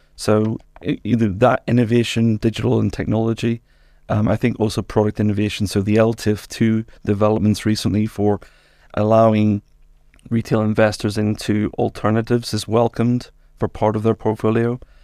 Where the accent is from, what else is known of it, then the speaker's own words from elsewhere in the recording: Northern Ireland, United Kingdom; moved away as an adult; also born or lived in England; now in Luxembourg; I'm Northern Irish